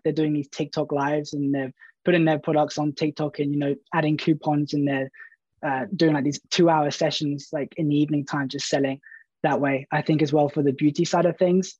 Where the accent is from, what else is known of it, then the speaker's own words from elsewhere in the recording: Brighton, South East England, United Kingdom; I'm from Brighton, and, uh, I work for a marketing agency called Favorite